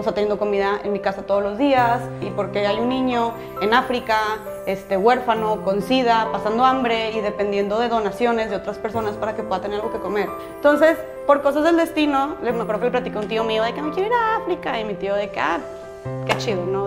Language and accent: Spanish; Monterrey, Nuevo León, Mexico; yo soy de Monterrey